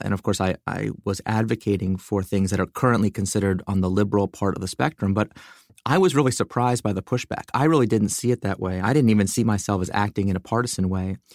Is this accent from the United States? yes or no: yes; United States; I grew up in America. You know, I'm an American citizen.